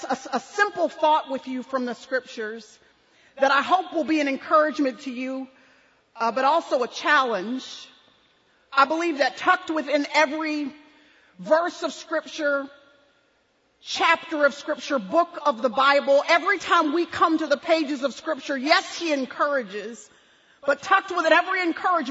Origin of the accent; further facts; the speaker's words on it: Dallas, Texas, United States; this is our home, born and raised in Dallas, Texas, and we've raised our kids here